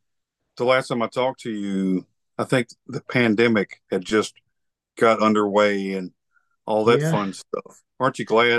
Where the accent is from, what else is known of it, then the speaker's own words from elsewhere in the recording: Alabama, United States; the South is a different, you know, area, which I'm from Alabama, you know.